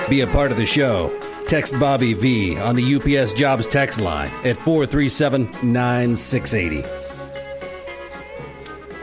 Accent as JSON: {"language": "English", "town": "Columbus", "region": "Ohio", "country": "United States", "said": "I'm from Columbus"}